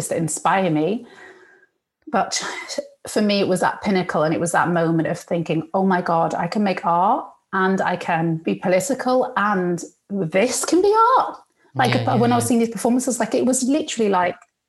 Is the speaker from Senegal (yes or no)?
no; United Kingdom; also born or lived in Egypt; it made me feel really British.